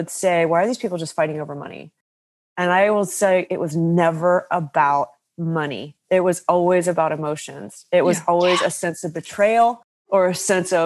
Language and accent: English; West Virginia, United States; I grew up in West Virginia to a family of coal miners and very frugal